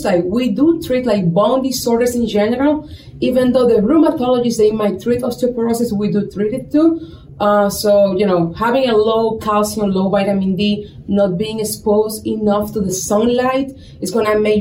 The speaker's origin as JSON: {"language": "English", "town": "Santo Domingo", "region": "Distrito Nacional", "country": "Dominican Republic", "tie": "born or raised there", "also_born_or_lived": "New York / Tampa, Florida", "moved": "as an adult", "lives_now": "Sioux City, United States", "said": "born and raised in Dominican Republic. I'm from Santo Domingo"}